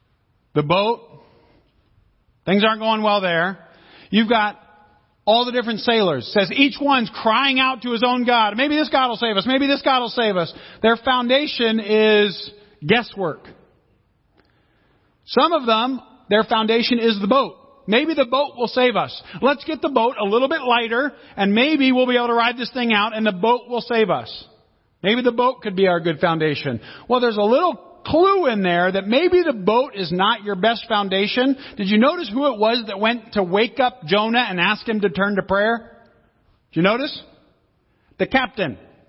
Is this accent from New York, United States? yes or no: no; Seattle, Washington, United States; Where do you come from? I come from Seattle. What do you do? I'm an author and a speaker, right? What is your people? Well, I'm Italian, I'm Swedish, I'm Portuguese, I'm English, I'm Irish.